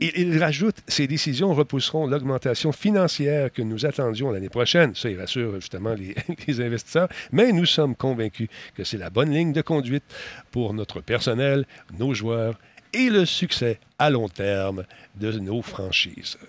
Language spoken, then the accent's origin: French; Canada; ici chez nous au Canada